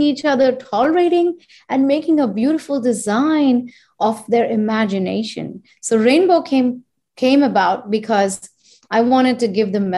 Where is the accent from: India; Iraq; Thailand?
India; moved away as an adult; now in United States; I am Indian and I was born and raised there and I come from that land